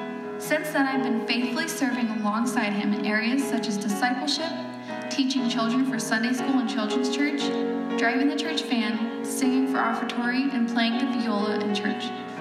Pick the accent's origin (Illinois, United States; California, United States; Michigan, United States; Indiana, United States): California, United States; San Diego; I was born and raised in San Diego, California. I grew up in a Catholic home